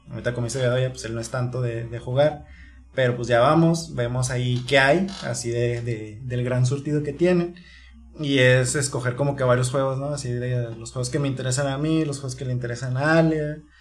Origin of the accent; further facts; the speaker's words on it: Torreón, Coahuila, Mexico; moved away as an adult; now in Chihuahua, Mexico; vivimos aquí en Chihuahua, pero en sí en nosotros no somos de aquí, de Chihuahua capital, nosotros venimos de Torreón, Coahuila